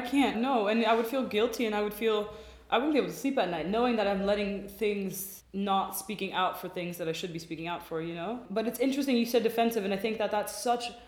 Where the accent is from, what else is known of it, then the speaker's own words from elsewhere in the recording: Washington, District of Columbia, United States; now in Berlin, Germany; i am also american by birth i and grew up in dc